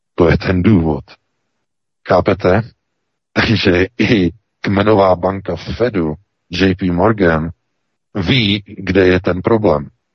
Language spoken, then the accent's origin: Czech; Czechia; now in Germany; my Češi